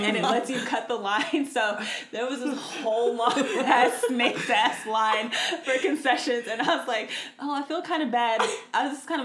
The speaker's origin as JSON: {"language": "English", "country": "United States", "said": "I am an American"}